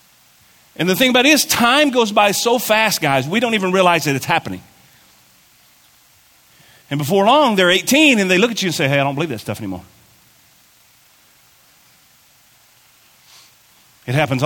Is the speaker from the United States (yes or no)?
yes; Kentucky, United States; moved away; I'm from Kentucky